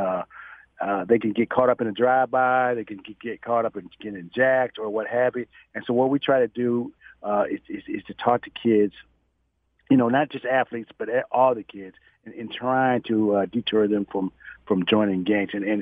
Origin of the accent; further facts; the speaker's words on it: Toledo, Ohio, United States; moved away as an adult; also born or lived in Fort Hood, Texas; now in Dallas, United States; I'm from Toledo, Ohio